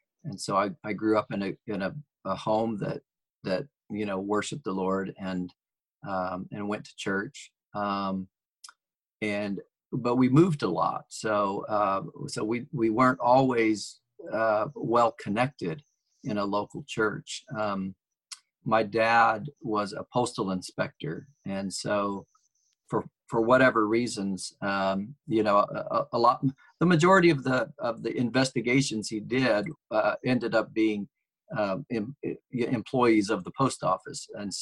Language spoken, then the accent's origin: English; Chicago, Illinois, United States; also born or lived in Forest Park, Georgia / Jonesboro, Georgia; So I was born in Chicago, and, when I was about two, we moved to Georgia, and he worked in Atlanta. So we lived in Forest Park, Georgia for 2 years. And then we lived in Jonesboro, for 2 years in Georgia.